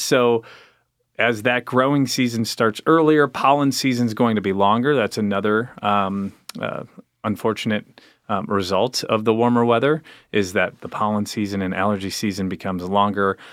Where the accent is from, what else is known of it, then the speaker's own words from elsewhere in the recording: Chicago, Illinois, United States; moved away; also born or lived in Alabama; from the suburbs of Chicago, but I moved here from Alabama